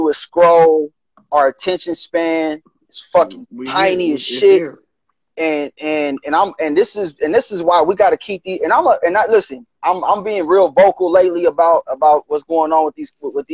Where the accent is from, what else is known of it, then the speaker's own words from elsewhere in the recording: Gardena, California, United States; My hometown, Gardena